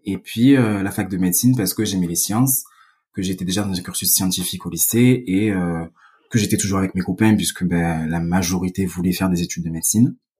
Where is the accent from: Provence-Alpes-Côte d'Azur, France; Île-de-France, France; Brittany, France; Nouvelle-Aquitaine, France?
Provence-Alpes-Côte d'Azur, France; Vitrolles; accent: southern French; moved away as an adult; now in Paris, France; je suppose que ça s'entend, mais je suis originaire du sud de la France, euh, plus exactement Vitrolles